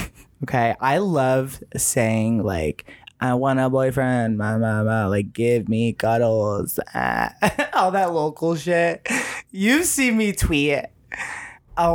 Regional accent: Chicago, Illinois, United States; I'm from Chicago. And I think that's where like my chaotic energy comes from.

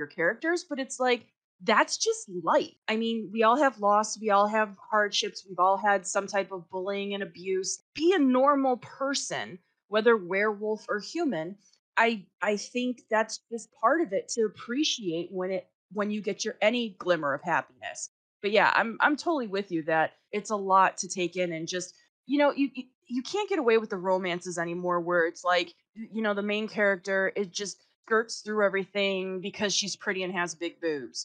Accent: Chicago, Illinois, United States; as a Chicagoan

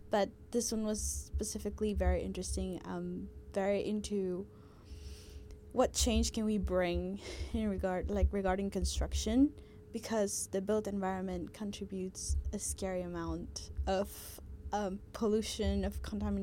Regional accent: Guatemala; now in Melbourne, Australia; I'm from Guatemala

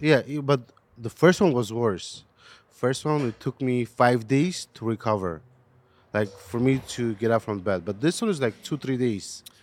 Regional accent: Armenia; now in United States; I was born in Armenia.

